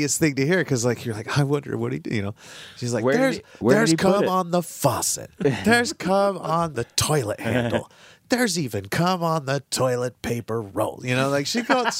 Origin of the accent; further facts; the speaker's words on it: Utah, United States; we're from Utah